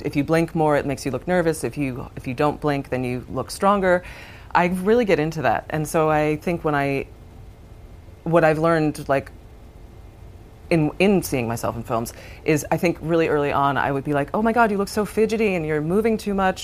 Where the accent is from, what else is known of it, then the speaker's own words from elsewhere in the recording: New York, United States; my hometown